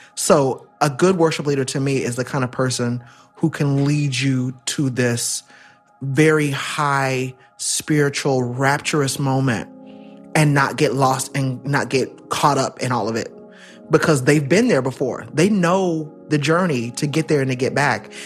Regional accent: Central Florida, United States; I was born and raised in Florida, Central Florida

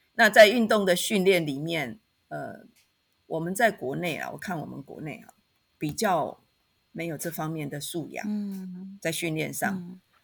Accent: Taitung, Taitung County, Taiwan; moved away; also born or lived in Taipei; 我出生在台东，好，所以我现在是回到台东，所以在台东任教

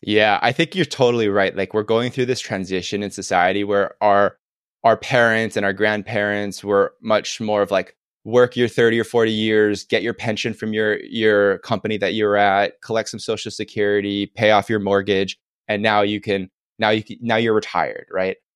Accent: Oahu, Hawaii, United States; Oahu is my favorite island 'cause I'm born and raised here

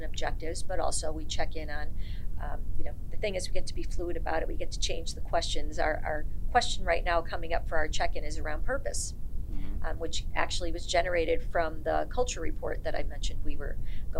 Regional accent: Ireland; Because I'm Irish. I can go quick sometimes.

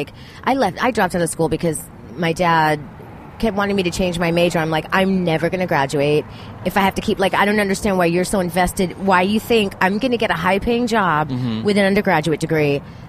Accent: Miami, Florida, United States; born or raised there

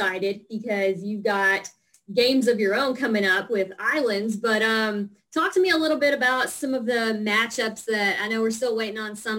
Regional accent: Kentucky, United States; I'm from Kentucky

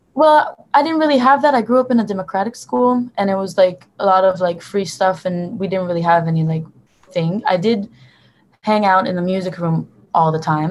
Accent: Tel Aviv, Tel Aviv District, Israel; also born or lived in Hoboken, New Jersey, United States; I was born and raised in Tel Aviv in Israel

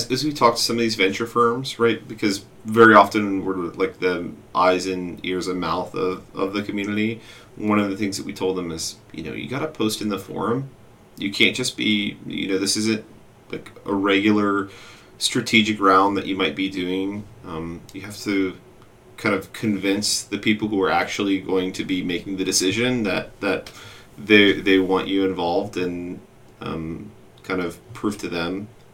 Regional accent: United States; I'm an American

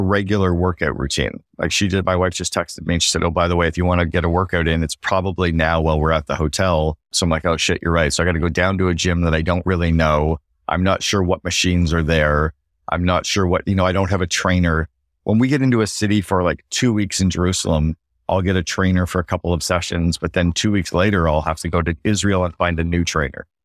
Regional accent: Canada; now in Barbados; as a Canadian

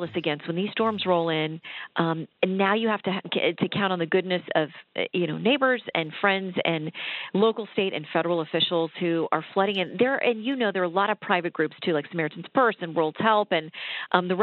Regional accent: South Florida, United States; also born or lived in Tallahassee, Florida / Tampa, Florida; I grew up in, well, South Florida for the first half of my childhood. And then when I was in high school, we moved to Tallahassee.

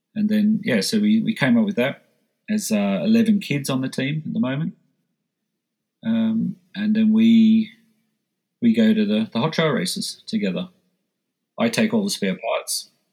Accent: Australia; moved away as an adult; now in Switzerland; as an Aussie

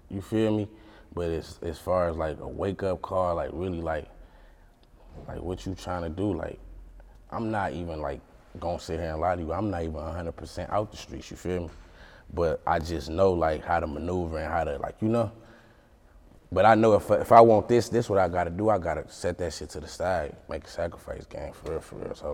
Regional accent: Detroit, Michigan, United States; So originally I'm from Detroit. I'm from Detroit. My mom and them, my mom and them, all my family in Detroit. My daddy from Detroit. Everybody. I grew up. I was motherfucking born on Mack and Bewick. I grew up on Warren.

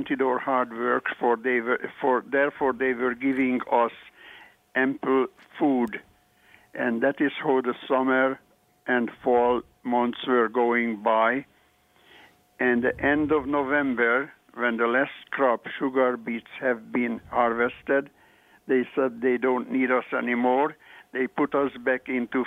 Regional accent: northeastern Hungary, Hungary; moved away; I was at my hometown in northeastern Hungary

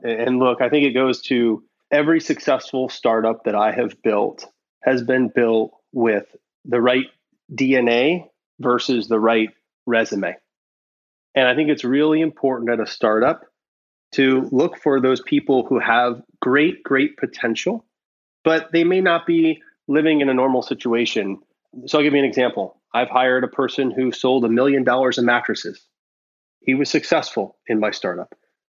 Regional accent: Iowa, United States; now in California, United States; And so when I came out to California from Iowa, one of my first jobs was with the startup.

